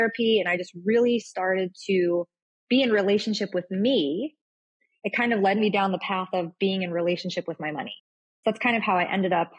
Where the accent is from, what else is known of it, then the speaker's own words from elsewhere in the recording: Florida, United States; also born or lived in New York; I was born in New York, but my family moved down to Florida. So I'm here in Florida, Tampa